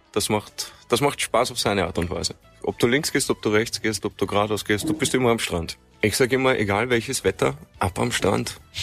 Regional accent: Vienna, Austria; now in Amrum, Germany; ich komme ursprünglich aus Wien

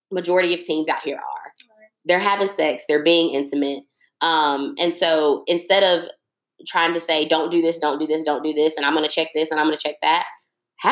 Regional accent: United States; as an American woman, someone who was born here

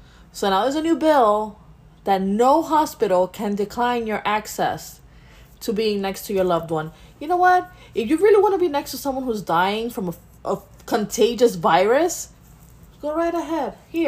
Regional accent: United States; But, you know, let's be assholes because we're American.

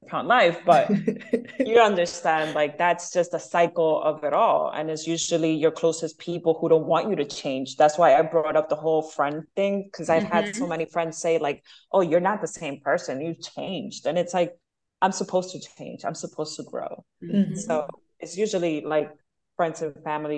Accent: Venezuela; also born or lived in Bronx, New York, United States; now in Miami, United States; growing up in Venezuela, we were always by the beach.

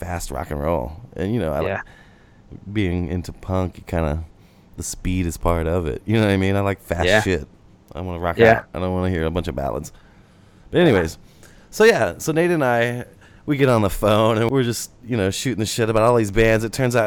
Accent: St. Louis, Missouri, United States; I'm from St. Louis

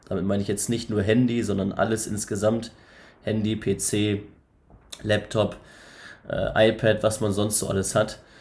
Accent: Northern Germany, Germany; also born or lived in Elmshorn; Ich komme aus dem Norden, aus dem hohen Norden.

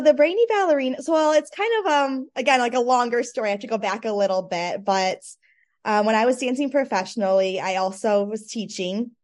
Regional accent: Michigan, United States; I grew up dancing in Michigan

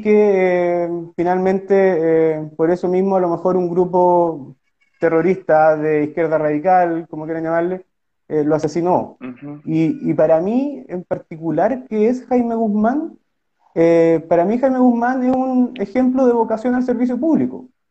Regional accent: Osorno, Los Lagos, Chile; En Osorno, que mi ciudad natal

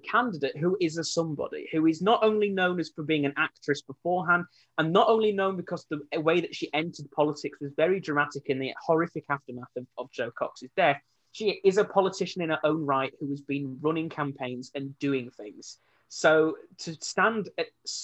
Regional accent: Rothwell, Yorkshire and the Humber, United Kingdom; moved away; My hometown of Rothwell

